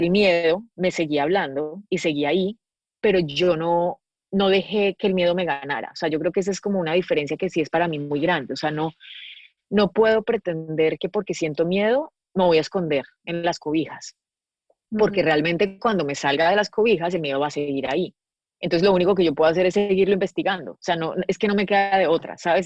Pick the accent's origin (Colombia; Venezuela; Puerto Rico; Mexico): Colombia; Medellín, Antioquia; moved away as an adult; now in Los Angeles, United States; yo soy de Medellín y creo que para mi historia de vida, no solamente viniendo de Colombia